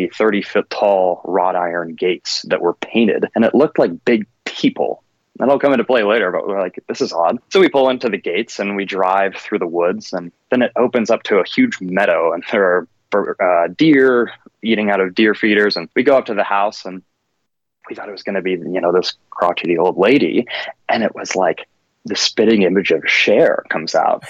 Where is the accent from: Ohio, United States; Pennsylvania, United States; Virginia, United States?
Virginia, United States; Alexandria; I'm from Alexandria, Virginia, right on the Potomac River there near Washington, D.C.